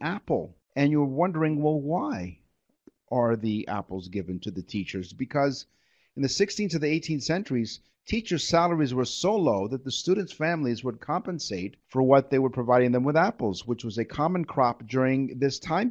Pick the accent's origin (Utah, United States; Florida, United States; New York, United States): New York, United States; now in Toronto, Canada; we grew up in New York